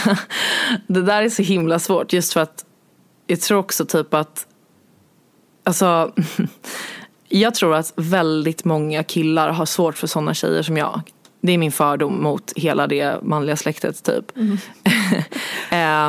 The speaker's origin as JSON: {"language": "Swedish", "town": "Stockholm", "region": "Stockholm County", "country": "Sweden", "said": "jag kommer från Stockholm"}